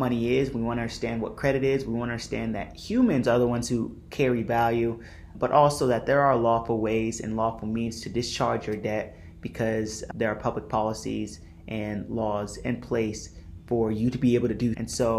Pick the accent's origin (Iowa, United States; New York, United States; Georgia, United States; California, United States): California, United States; if you were born in California, which I was